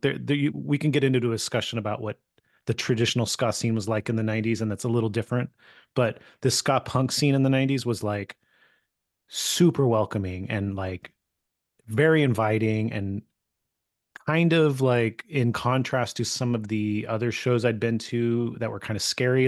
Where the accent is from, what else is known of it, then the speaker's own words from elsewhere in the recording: California, United States; I grew up in California